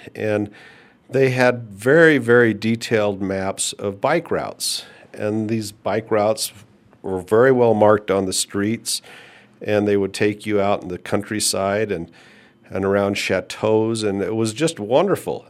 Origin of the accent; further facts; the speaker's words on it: United States; "Well, I'm American."